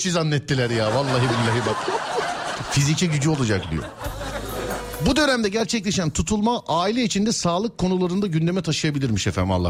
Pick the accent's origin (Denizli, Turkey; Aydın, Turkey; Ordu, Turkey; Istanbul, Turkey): Denizli, Turkey; Abi ben Denizli'nim. Denizli'den.